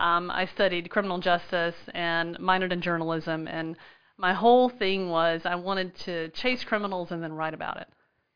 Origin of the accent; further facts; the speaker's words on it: Spartanburg, South Carolina, United States; moved away as an adult; now in West Columbia, United States; I am from Spartanburg in the upstate.